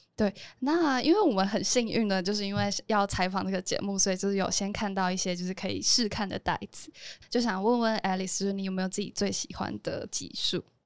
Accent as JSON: {"language": "Chinese", "region": "Taoyuan", "country": "Taiwan", "tie": "born or raised there", "said": "我老家在桃园"}